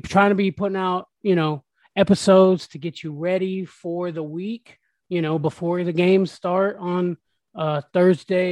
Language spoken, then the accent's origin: English; Tampa, Florida, United States; Born and raised in Tampa